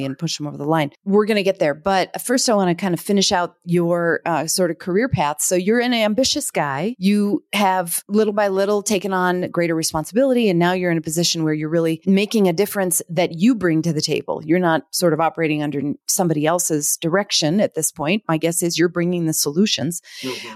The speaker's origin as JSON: {"language": "English", "town": "Minneapolis", "region": "Minnesota", "country": "United States", "said": "I'm I'm from the Twin Cities originally"}